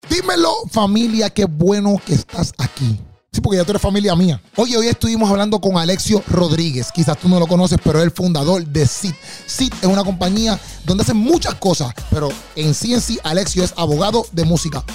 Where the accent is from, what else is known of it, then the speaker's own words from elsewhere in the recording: Bayamón, Puerto Rico; somos de Bayamón